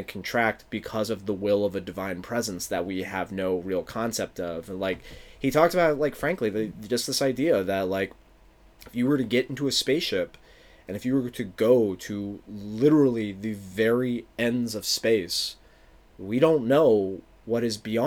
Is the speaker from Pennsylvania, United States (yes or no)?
yes; Philadelphia, Pennsylvania, United States; from my hometown